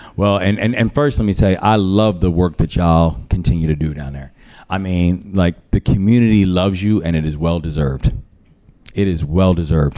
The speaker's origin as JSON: {"language": "English", "region": "Maryland", "country": "United States", "tie": "born or raised there", "said": "my home state"}